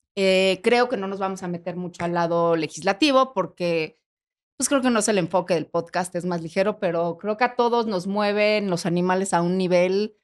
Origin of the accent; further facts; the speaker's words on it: Mexico; como mexicanos